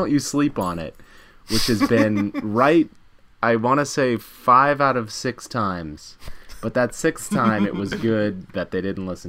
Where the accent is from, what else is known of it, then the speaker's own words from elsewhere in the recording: the Bible Belt, United States; I grew up in the Bible Belt